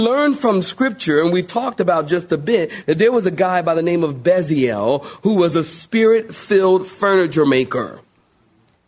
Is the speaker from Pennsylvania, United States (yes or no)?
yes; Philadelphia, Pennsylvania, United States; moved away as an adult; now in Raleigh, United States; I'm from Philly